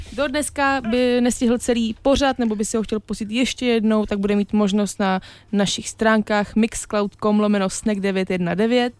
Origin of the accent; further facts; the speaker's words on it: Czechia; já jsem Češka z obou stran